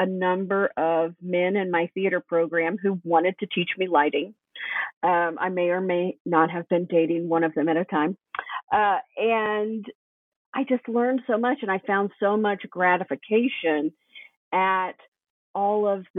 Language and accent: English; Tennessee, United States; So I grew up in East Tennessee, which was a fairly rural area.